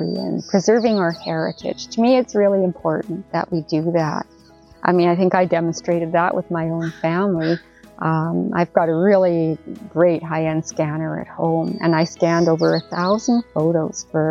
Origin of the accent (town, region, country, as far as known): Canada